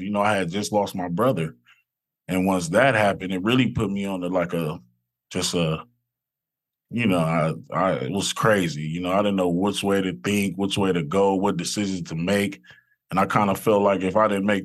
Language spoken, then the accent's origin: English; Los Angeles, California, United States; I grew up in South Central LA, right off of Imperial and Figueroa.